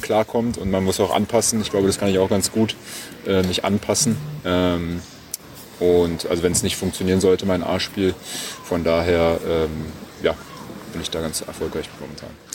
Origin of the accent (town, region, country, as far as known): Berlin, Germany; born or raised there